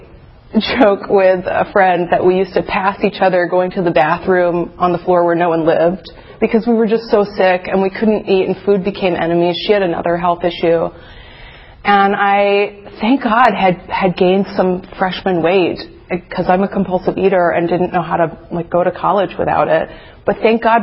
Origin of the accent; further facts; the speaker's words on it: Atlanta, Georgia, United States; I'm from Atlanta